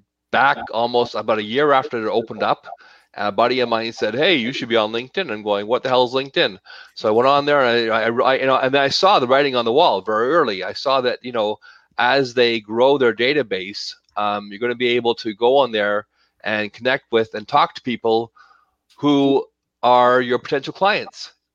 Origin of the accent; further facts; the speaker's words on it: Toronto, Ontario, Canada; born there; now in Calgary, Canada; Yes, I was born in Toronto